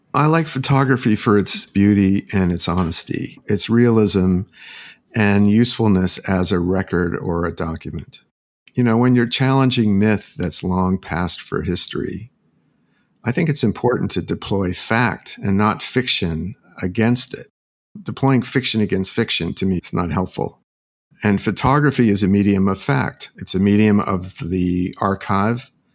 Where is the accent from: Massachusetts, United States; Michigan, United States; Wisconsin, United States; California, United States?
Massachusetts, United States; Holyoke; I grew up in Holyoke, Massachusetts